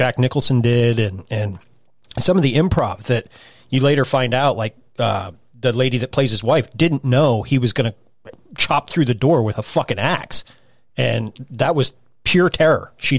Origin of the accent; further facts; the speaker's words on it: South Africa; I'm South African.